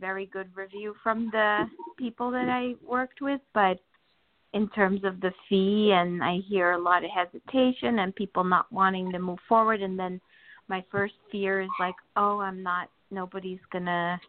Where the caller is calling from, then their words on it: New Jersey, United States; New Jersey.